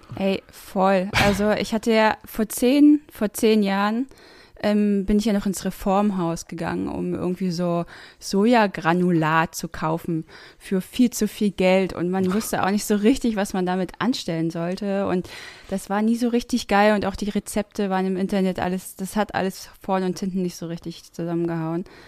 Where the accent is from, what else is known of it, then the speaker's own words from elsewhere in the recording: the East, eastern Germany, Germany; ich bin halt kein norddeutsches Mädchen. Ich komme äh, aus dem Osten